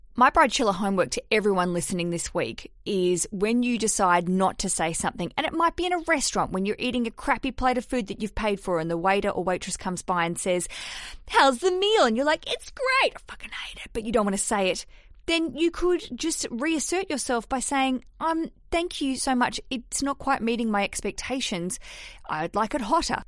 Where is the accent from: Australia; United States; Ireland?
Australia; moved away as an adult; now in London, United Kingdom; I'm Australian